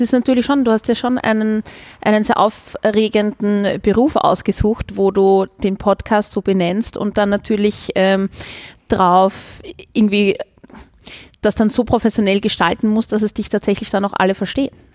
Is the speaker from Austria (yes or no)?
yes; Vienna, Austria; accent: Wienerisch; first language Viennese German; weil es meine Muttersprache ist, was meine Herzenssprache auch ist. Und ich liebe Wienerisch.